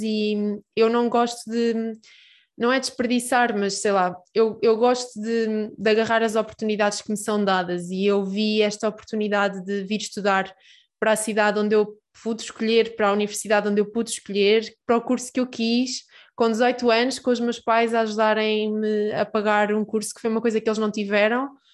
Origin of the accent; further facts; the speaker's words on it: Peniche, Centro, Portugal; moved away as an adult; now in Aveiro, Portugal; eu sou de Peniche